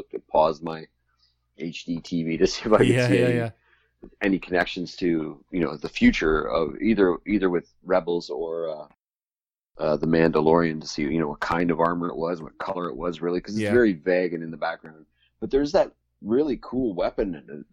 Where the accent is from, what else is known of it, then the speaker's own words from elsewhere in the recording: Halifax, Nova Scotia, Canada; I'm from Halifax